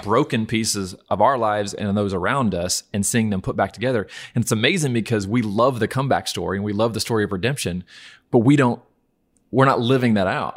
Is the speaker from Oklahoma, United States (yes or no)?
yes; Norman, Oklahoma, United States; I'm from Norman, Oklahoma